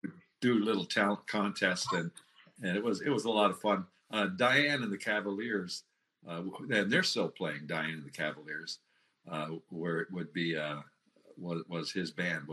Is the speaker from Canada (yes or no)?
yes; Waterloo, Ontario, Canada; also born or lived in Durham, Ontario; now in Kitchener, Canada; I grew up in Waterloo.